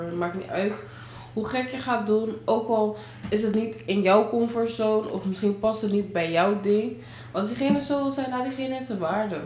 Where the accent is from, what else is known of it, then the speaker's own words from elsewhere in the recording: Suriname; ik ben gewoon surinaamse